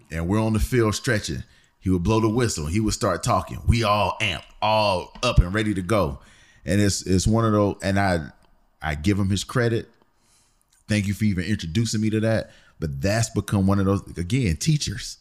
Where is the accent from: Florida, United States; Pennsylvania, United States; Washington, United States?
Pennsylvania, United States; Philadelphia; I'm from Philly